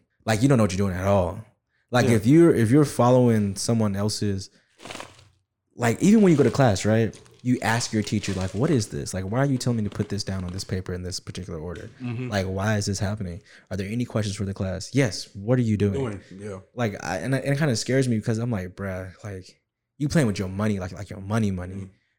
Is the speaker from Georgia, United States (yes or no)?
yes; Atlanta, Georgia, United States; because, you know, we from Atlanta, you know, like we're from South Side, West Side, whatever.